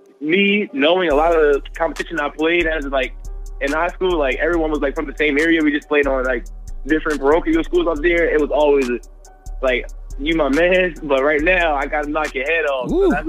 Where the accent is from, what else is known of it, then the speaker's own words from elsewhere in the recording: New Jersey, United States; Since I was from Jersey, it was like a 20-minute drive